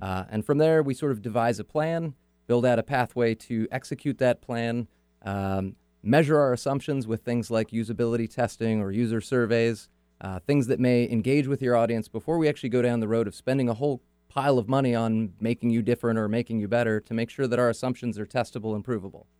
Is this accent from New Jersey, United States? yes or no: no; Auburn, California, United States; now in Seattle, United States; I grew up in Northern California, okay. so like everybody from Northern California, moved to Seattle